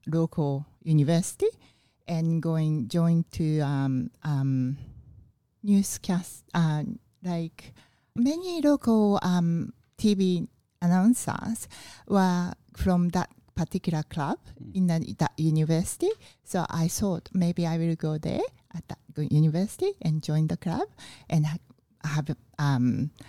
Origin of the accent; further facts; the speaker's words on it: Fukuoka, Japan; English is a second language; Fukuoka City.